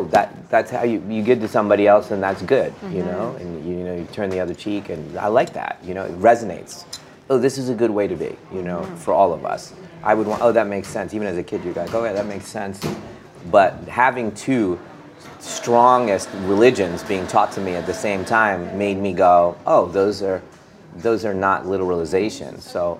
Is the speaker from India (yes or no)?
yes; India; I think that's just part of being an Indian. It's just part of the culture.